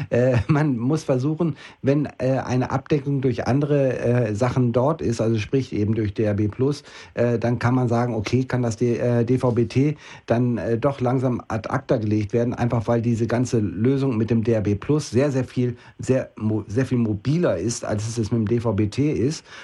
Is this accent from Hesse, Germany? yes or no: no; Osnabrück, Lower Saxony, Germany; in der norddeutschen Gegend, da wo ich herkomme, also Osnabrück, Osnabrück Bielefelder Gegend